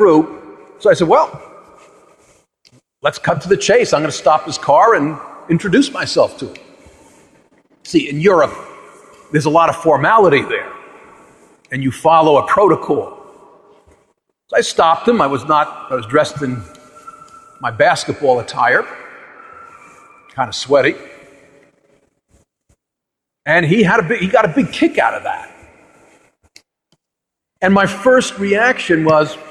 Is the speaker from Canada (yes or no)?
no; United States; I was a naive young American then